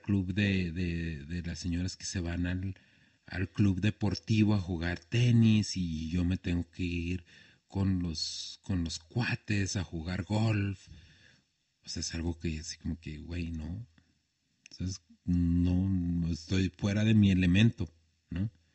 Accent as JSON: {"language": "Spanish", "region": "Chihuahua", "country": "Mexico", "tie": "born or raised there", "also_born_or_lived": "Horizontes del Sur", "said": "crecí en un barrio como La Zapata, que después me fui a vivir a Horizontes"}